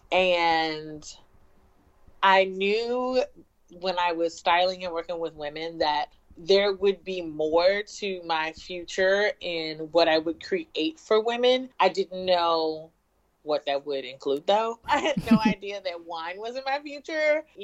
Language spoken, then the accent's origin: English; Richmond, Virginia, United States; also born or lived in Norfolk, Virginia; I'm originally from Richmond, Virginia. I went to ODU, Old Dominion University in Norfolk, Virginia